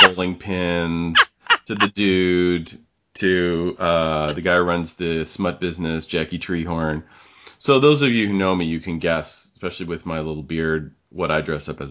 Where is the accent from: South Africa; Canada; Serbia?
Canada; we're Canadians